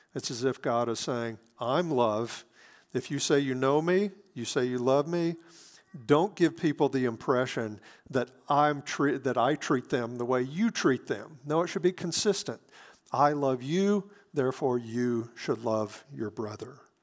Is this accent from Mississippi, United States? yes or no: yes; Hattiesburg, Mississippi, United States; now in Wichita, United States; my hometown of Hattiesburg, Mississippi